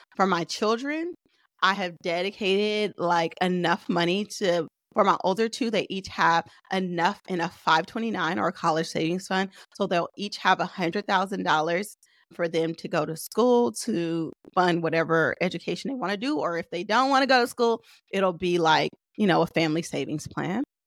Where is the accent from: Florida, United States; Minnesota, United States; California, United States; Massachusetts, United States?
California, United States; Oakland; I'm from Oakland